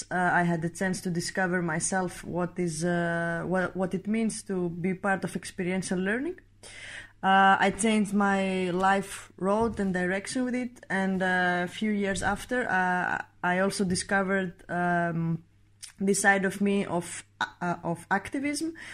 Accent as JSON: {"language": "English", "country": "Greece", "said": "I'm 29 years old. I am coming from Greece"}